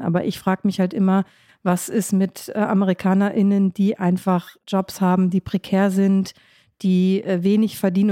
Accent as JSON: {"language": "German", "country": "Germany", "also_born_or_lived": "Washington", "said": "in meine Heimat, also zu meinen Eltern, das ist im Grunde ob ich fünf Stunden Auto fahre in Deutschland"}